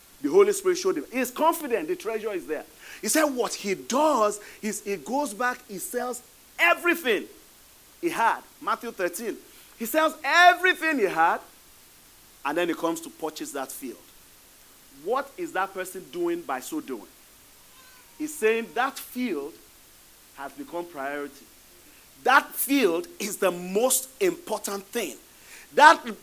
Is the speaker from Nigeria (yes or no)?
yes; Nigeria; moved away; I'm originally from Nigeria.